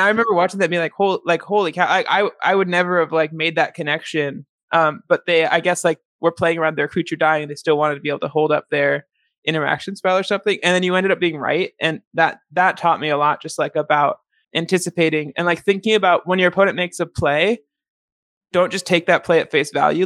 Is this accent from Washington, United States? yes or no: yes; Seattle, Washington, United States; moved away as an adult; now in Chicago, United States; I grew up in Seattle